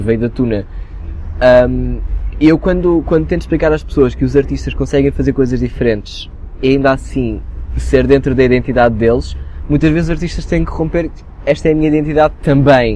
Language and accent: Portuguese; Portugal; also born or lived in Abrantes; now in Lisbon, Portugal; eu venho do interior de um conselho muito pequeno